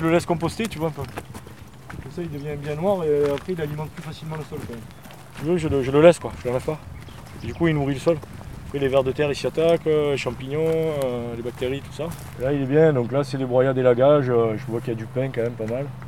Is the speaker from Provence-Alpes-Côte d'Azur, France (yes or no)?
yes; Marseille, Provence-Alpes-Côte d'Azur, France; je suis urbain hein, quand même, hein. j'ai mangé du béton, euh, je suis marseillais